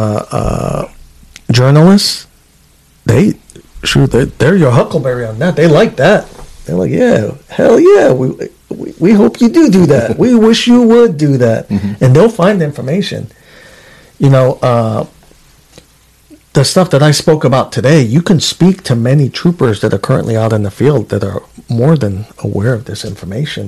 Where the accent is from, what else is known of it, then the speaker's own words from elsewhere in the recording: New York City, New York, United States; now in Alaska, United States; I'm from Queens, New York originally. I'm a New Yorkian.